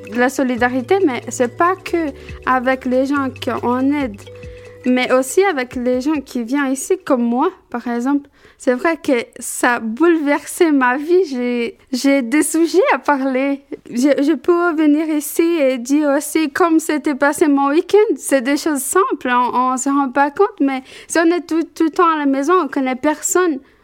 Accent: Brazil; French is a second language; moved away as an adult; now in France; j'ai 23 ans et je suis brésilienne

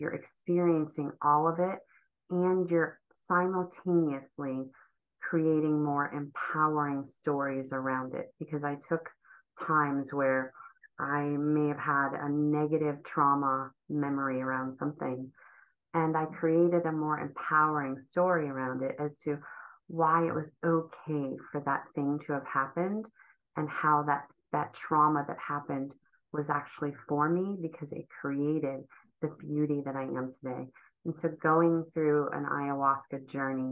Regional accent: Ohio, United States; moved away as an adult; also born or lived in Cleveland, Ohio; I grew up in Ohio

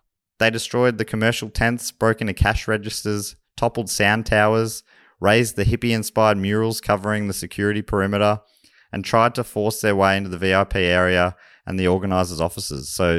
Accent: Charlton, Victoria, Australia; also born or lived in Kyneton; Well, I picked up a lot of this accent in Charlton, actually, where I moved from Kyneton. They're the formative years. Start of primary school.

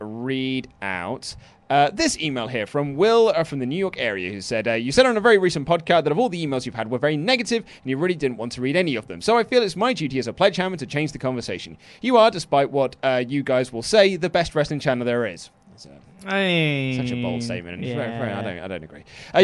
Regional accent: Spain; I grew up in Spain, which he responded to well.

